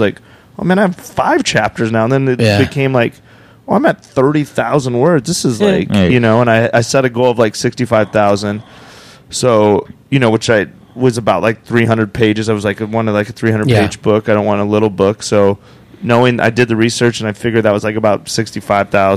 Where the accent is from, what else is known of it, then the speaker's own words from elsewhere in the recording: Cheyenne, Wyoming, United States; moved away as an adult; also born or lived in Phoenix, Arizona / Las Vegas, Nevada; There's not comedy in Cheyenne, Wyoming